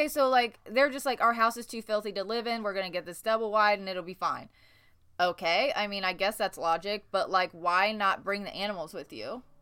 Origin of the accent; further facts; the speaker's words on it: Newburgh, Indiana, United States; I grew up in Newburgh, Indiana